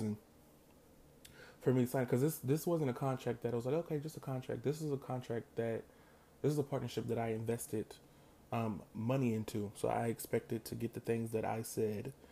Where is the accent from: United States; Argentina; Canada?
United States; I'm African American.